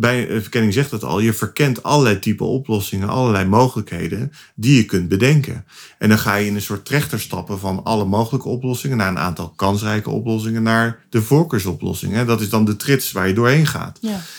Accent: Utrecht, Netherlands; ik kom uit Utrecht.

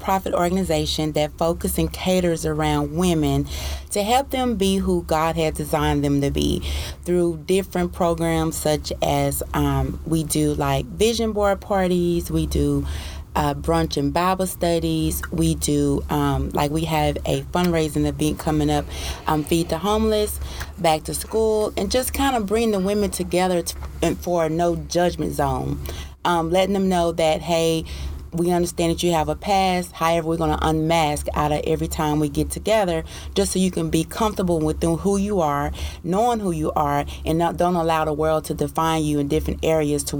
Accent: Paris, Texas, United States; I am from Paris, Texas

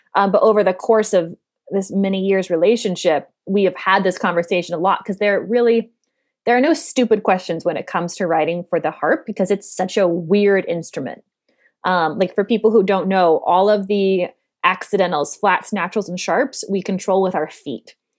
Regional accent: Denver, Colorado, United States; also born or lived in New York City; now in Dallas, United States; my home state of Colorado

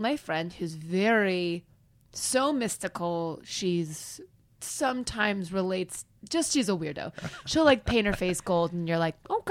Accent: Kansas, United States; now in Los Angeles, United States; I'll be like, Ah, Kansas

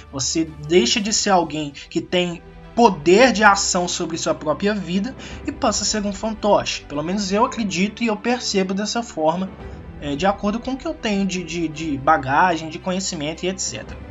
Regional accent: Minas Gerais, Brazil; also born or lived in Belo Horizonte; eu sou de Minas Gerais e eu estudo em Belo Horizonte

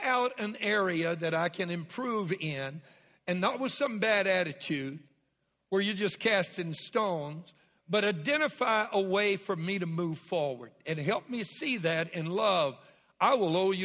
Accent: Southwest Louisiana, United States; I was raised in Southwest Louisiana

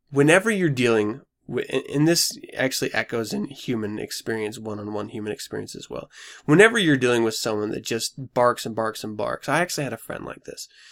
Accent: United States; I'm an American

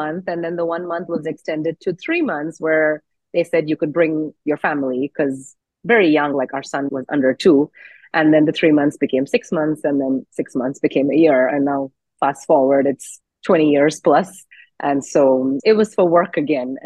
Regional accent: Oman; moved away as an adult; also born or lived in India; now in United States; When I was growing up in Oman

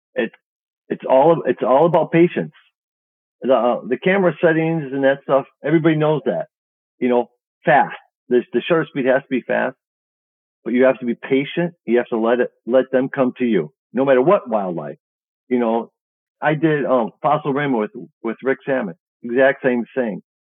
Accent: Chicago, Illinois, United States; I'm from Chicago

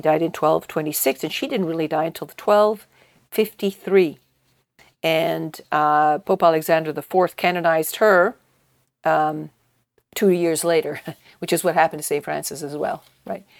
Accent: Italy; moved away; when I was growing up in Italy

